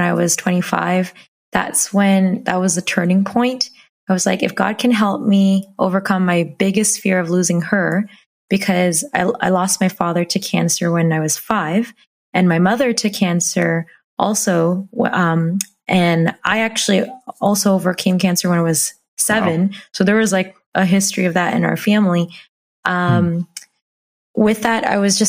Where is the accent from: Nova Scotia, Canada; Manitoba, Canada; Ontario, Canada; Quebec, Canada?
Ontario, Canada; Hamilton; I was born in Hamilton, Ontario in Canada.